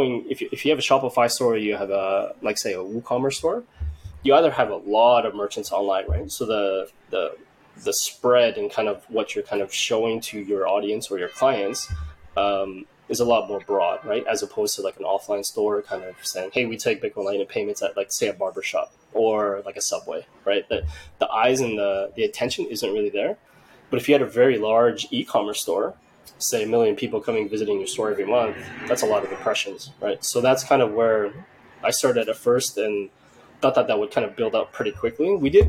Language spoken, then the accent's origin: English; Vietnam; now in Canada; my background, where I'm from is from Vietnam.